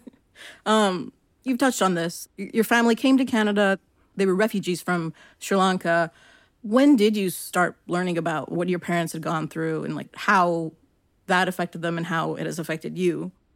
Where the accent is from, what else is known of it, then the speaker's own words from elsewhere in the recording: Long Beach, California, United States; I'm from Long Beach, which is, you know, in L A County